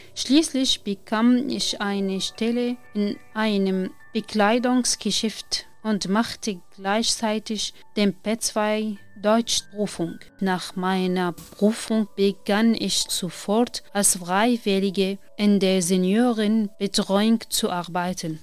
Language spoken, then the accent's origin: German; Syria; German is a second language; moved away as an adult; also born or lived in Damascus; now in Germany; komme aus Syrien